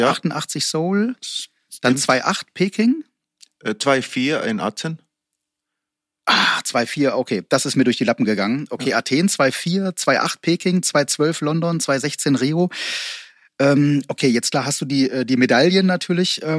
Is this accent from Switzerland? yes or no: no; Iceland; Aber Olympiasilber 2008 mit meinem Heimatland ist für mich